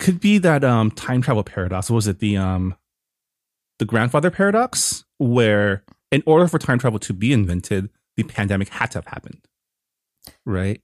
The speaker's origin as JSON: {"language": "English", "country": "Canada", "moved": "yes", "lives_now": "United States", "said": "I got harassed by a border agent once for being Canadian and having green card."}